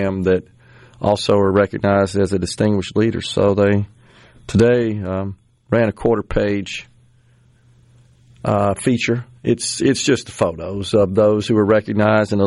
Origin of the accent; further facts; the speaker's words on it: Mississippi, United States; my home state